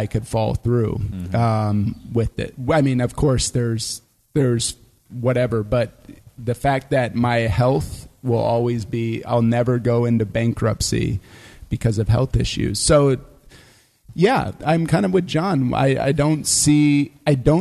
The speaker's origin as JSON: {"language": "English", "country": "United States", "moved": "as an adult", "lives_now": "Germany", "said": "I'm as American as cargo shorts and apple pie combined."}